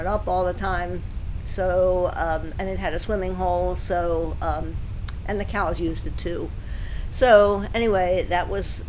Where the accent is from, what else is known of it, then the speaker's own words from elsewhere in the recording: Baltimore, Maryland, United States; I grew up in Baltimore